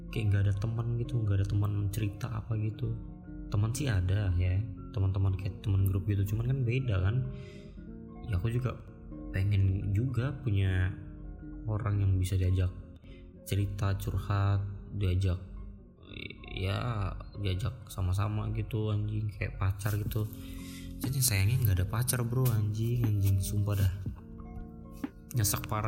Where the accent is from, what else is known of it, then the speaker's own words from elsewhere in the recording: Balikpapan, East Kalimantan, Indonesia; also born or lived in Pekanbaru; cuman aku tuh lahirnya di Pekanbaru di Sumatera sana Pekanbaru Riau nah, jadi aku lahir di sana terus tinggalnya tuh di sini di Kalimantan besarnya